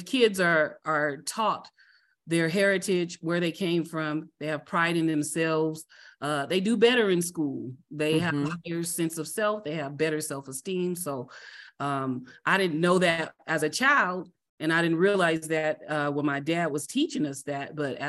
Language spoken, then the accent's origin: English; Compton, California, United States; also born or lived in Oxnard, California / South Central Los Angeles; I'm originally from Compton, California, raised by my mom and dad until I was five